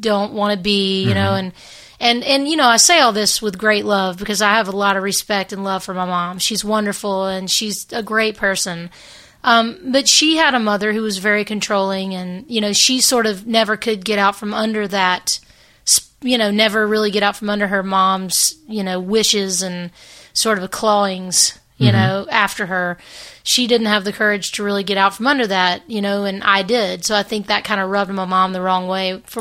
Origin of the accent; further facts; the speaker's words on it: Hernando, Mississippi, United States; also born or lived in Memphis, Tennessee; the town I grew up in, Hernando, Mississippi, is like 20 minutes south of Memphis